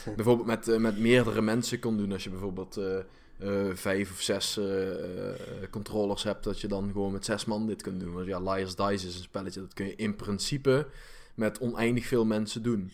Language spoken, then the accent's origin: Dutch; Limburg, Netherlands; accent: Limburg; ik heb een limburg accent